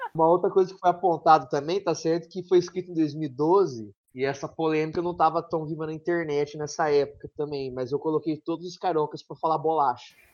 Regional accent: São João da Boa Vista, São Paulo, Brazil; accent: mineiro; eu sou de uma região de São Paulo que é quase Minas

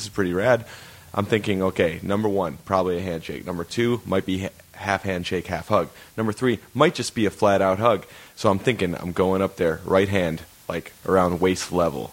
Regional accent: Michigan, United States; moved away; we're from Michigan

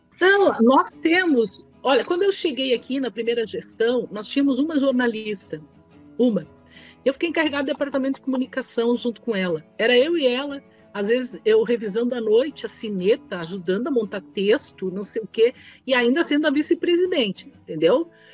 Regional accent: Caxias do Sul, Rio Grande do Sul, Brazil; moved away as an adult; also born or lived in Porto Alegre; eu sou de Caxias

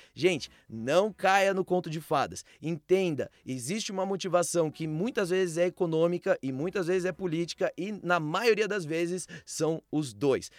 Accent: Brazil; no nosso país

